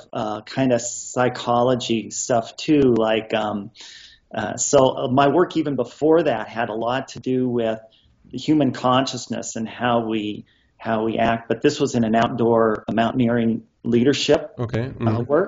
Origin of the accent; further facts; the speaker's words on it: Montana, United States; I was born and raised on a farm in Montana with my sister Terry